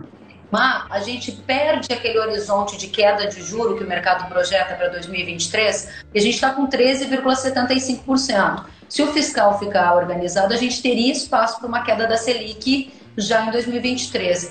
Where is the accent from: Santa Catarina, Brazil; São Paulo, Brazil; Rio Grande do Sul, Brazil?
Rio Grande do Sul, Brazil; como boa gaúcha que sou